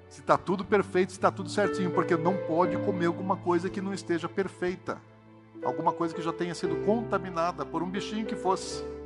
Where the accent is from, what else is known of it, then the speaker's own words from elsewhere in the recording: Brazil; Nós somos brasileiros